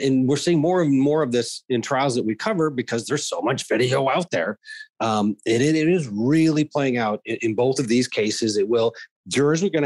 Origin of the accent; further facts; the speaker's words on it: Wisconsin, United States; moved away; I grew up in Wisconsin